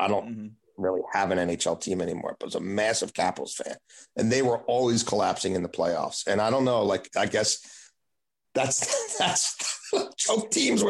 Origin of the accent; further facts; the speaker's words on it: Baltimore, Maryland, United States; I grew up in Baltimore, was a Colts fan, was an Orioles fan.